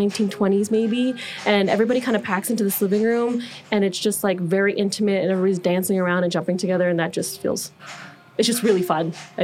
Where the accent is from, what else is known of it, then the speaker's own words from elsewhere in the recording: Thornton, Colorado, United States; technically I grew up like more in Thornton area